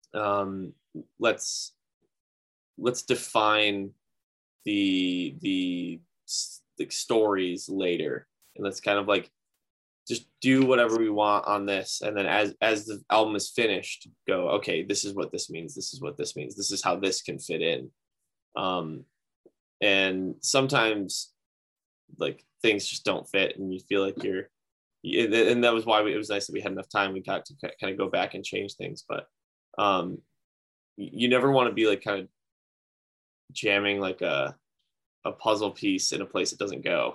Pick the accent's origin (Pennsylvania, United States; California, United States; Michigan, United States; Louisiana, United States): Michigan, United States; Grand Rapids; my hometown, uh, Grand Rapids